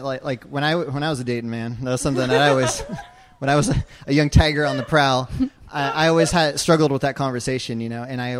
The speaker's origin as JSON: {"language": "English", "town": "Santa Cruz", "region": "California", "country": "United States", "tie": "born or raised there", "said": "I'm from Santa Cruz, California, not far south of here. This is my home team growing up."}